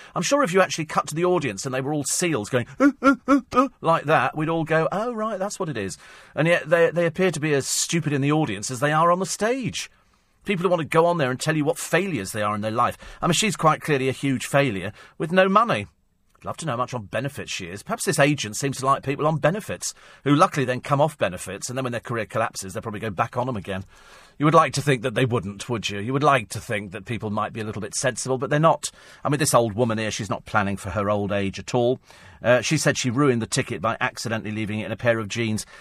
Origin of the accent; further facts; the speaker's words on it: United Kingdom; also born or lived in Yorkshire; being British, I kind of hanker back